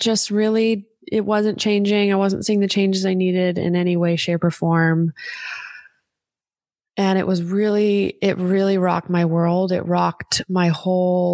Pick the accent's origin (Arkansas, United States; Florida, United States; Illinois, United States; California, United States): California, United States; Los Angeles; I had my family here because I'm born and raised in Los Angeles